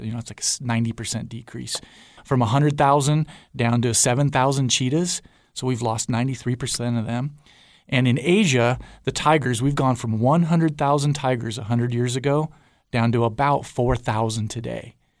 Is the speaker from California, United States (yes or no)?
yes; Southern California, United States; also born or lived in Guadalajara, Mexico; I grew up in Southern California